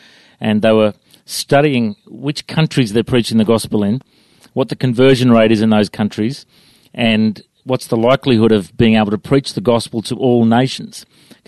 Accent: Coffs Harbour, New South Wales, Australia; now in Brisbane, Australia; I grew up in Coffs Harbour

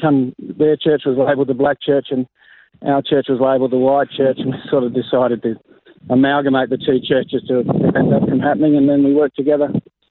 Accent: Riverland, South Australia, Australia; moved away as an adult; also born or lived in Northern Territory; now in Katherine, Australia; I was born in Wakefield in the Riverland on the Murray River. So we grew up there until I was about 21, okay. And then we moved to the Northern Territory.

